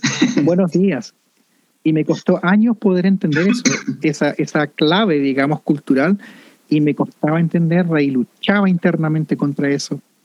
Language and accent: Spanish; Chile; now in Canada; en Chile tenemos esta expresión, yo soy chileno